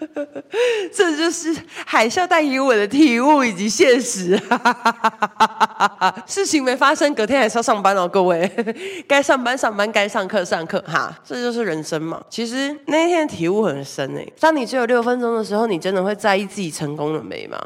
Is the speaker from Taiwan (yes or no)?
yes; Taiwan; 而且还有我们台湾人链接待客人的那个口音